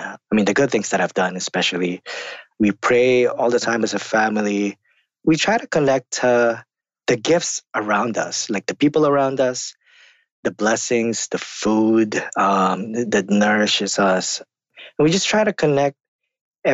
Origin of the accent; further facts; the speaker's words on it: Philippines; now in United States; I'm also an immigrant to the United States. Came from the Philippines. I grew up in the Philippines.